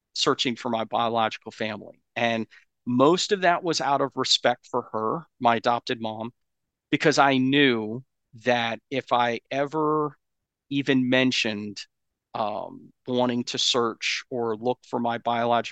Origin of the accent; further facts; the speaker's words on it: Asheville, North Carolina, United States; I was born actually in Asheville, North Carolina